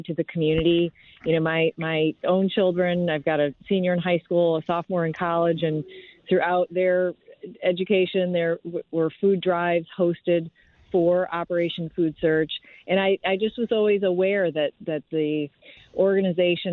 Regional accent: Michigan, United States; now in St. Louis, United States; I'm actually originally from Michigan, but I moved to the St. Louis area in 1994

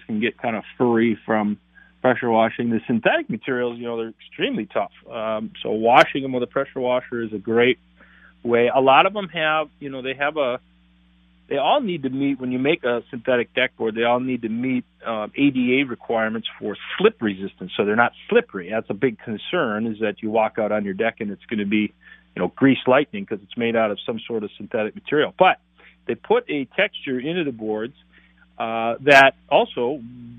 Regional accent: North Branch, Minnesota, United States; I grew up in North Branch, Minnesota

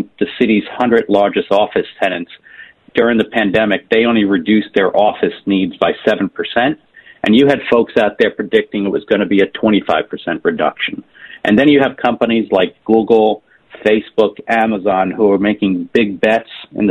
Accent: New York City, New York, United States; I'm a lifelong New Yorker, born and raised in Queens. I live in Queens, been here my entire life.

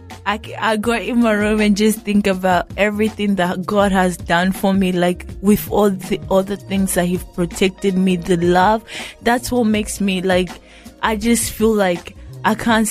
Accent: Tanzania; also born or lived in Burundi (ancestry); now in Australia; my background is Burundian, but I wasn't born in Burundi. I was born in Tanzania, which in a refugee camp called Mukungwa.

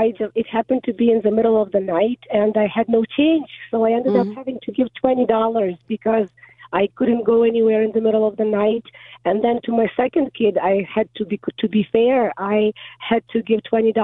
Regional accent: Ukraine; moved away; I grew up in Ukraine

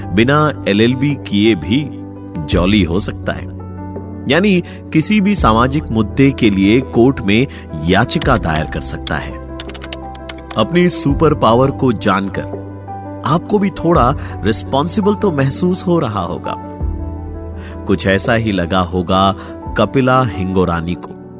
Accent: India; आखिर हम ही तो भारत के रहने वाले हैं

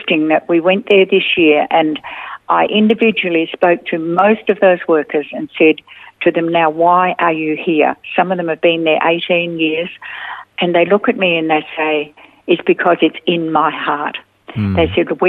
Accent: Australia; also born or lived in India

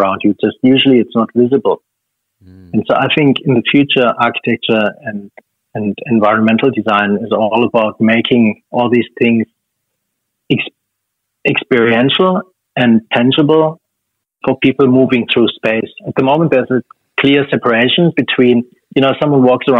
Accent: Germany; now in Sydney, Australia; it's a thing that I grew up with in Germany

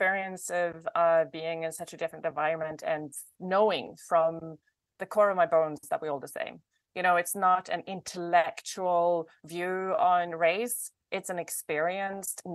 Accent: northern Sweden, Sweden; now in Los Angeles, United States; I was born in the north of Sweden

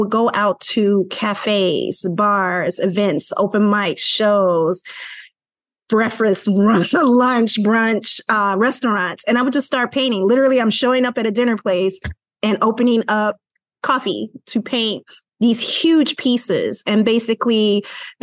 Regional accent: Chicago, Illinois, United States; I'm from Chicago, Illinois

